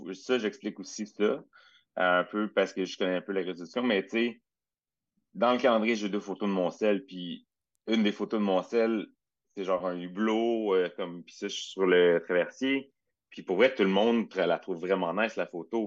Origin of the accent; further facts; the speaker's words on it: Châteauguay, Quebec, Canada; je viens de Châteauguay au départ